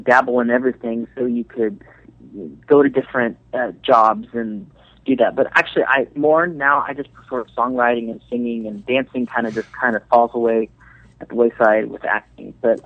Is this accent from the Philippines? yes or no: no; Venezuela; now in Dallas, United States; I'm from Venezuela